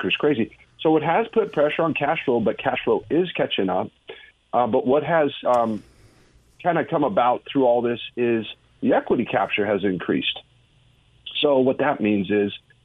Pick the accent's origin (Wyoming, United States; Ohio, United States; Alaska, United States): Wyoming, United States; moved away as an adult; now in Texas, United States; I'm originally from Wyoming